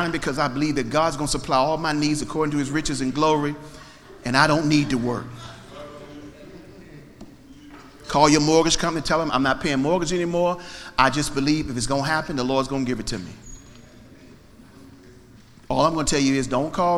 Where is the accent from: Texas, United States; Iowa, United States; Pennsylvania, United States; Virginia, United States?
Virginia, United States; Alexandria; My hometown, city of Alexandria